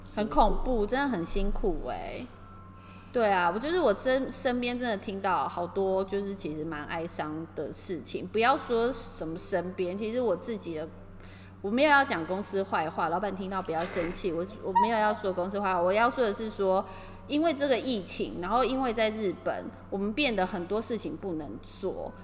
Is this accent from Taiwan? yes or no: yes; Taiwan; now in Tokyo, Japan; 我们就是台湾人